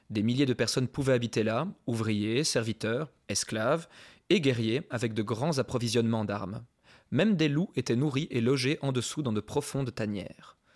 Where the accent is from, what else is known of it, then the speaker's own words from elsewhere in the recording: Paris, Île-de-France, France; suis parisien